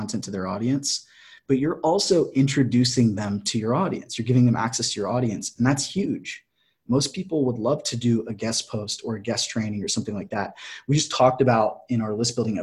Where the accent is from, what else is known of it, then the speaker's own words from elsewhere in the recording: Clear Lake, United States; moved away; back home in Clear Lake